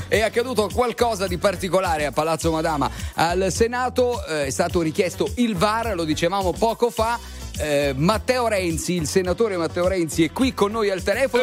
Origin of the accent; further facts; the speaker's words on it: Foggia, Apulia, Italy; now in Rome, Italy; io sono romano d'adozione, ma foggiano di nascita